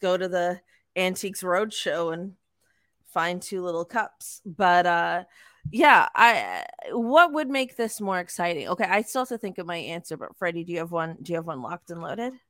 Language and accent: English; Toronto, Ontario, Canada; we're from Toronto